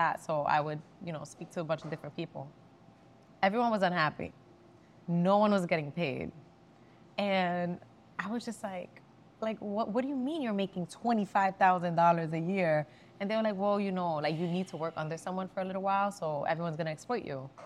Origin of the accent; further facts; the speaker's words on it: New York City, New York, United States; I'm from the Bronx. I wanted to work with people, like, you know, I grew up around